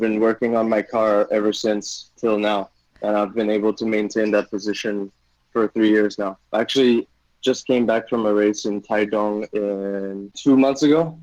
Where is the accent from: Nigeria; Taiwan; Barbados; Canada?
Taiwan; growing up in Taiwan